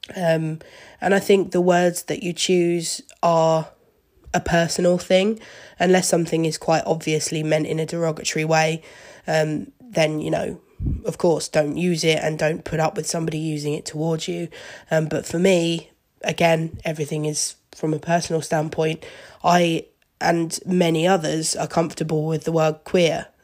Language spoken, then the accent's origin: English; Seaford, South East England, United Kingdom; also born or lived in Brighton; I was actually brought up in Seaford, which is a small town, maybe half an hour outside of Brighton